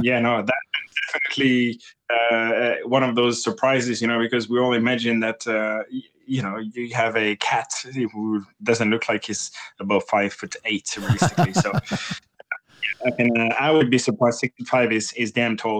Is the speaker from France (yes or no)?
yes; France; English is a second language; moved away as an adult; now in United Kingdom; I am French and I moved to the U K in two thousand and eight and I didn't speak English at the time